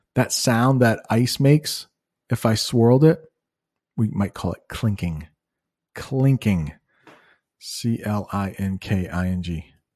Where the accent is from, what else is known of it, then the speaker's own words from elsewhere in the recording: United States; As an American